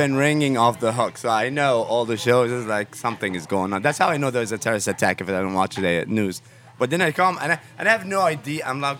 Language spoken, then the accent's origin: English; Egypt; also born or lived in Kuwait; I was born in Kuwait and grew up in Egypt a little bit.